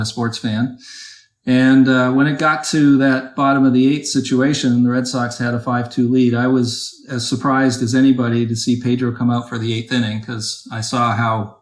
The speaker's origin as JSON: {"language": "English", "town": "Toronto", "region": "Ontario", "country": "Canada", "tie": "born or raised there", "moved": "as an adult", "lives_now": "Boston, United States", "said": "I actually grew up in the Toronto area and moved to Boston when I was 25."}